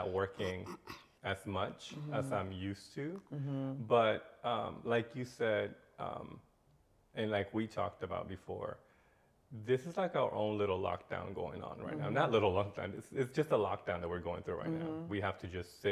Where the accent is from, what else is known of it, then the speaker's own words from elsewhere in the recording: Orlando, Florida, United States; moved away as an adult; also born or lived in Mexico; now in Atlanta, United States; I am from Mexico, mm-hmm. though I consider Orlando my home. That change from coming from a third world country to like the United States at a very young age